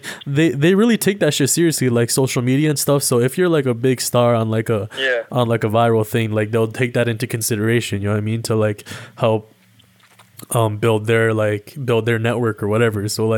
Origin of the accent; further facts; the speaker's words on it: Toronto, Ontario, Canada; I'm 21 years old. I'm from Toronto, Ontario, Canada. I'm a student